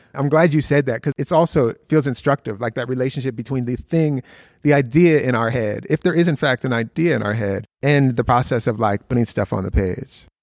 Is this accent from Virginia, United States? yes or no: no; Philadelphia, Pennsylvania, United States; born or raised there; also born or lived in Youngstown, Ohio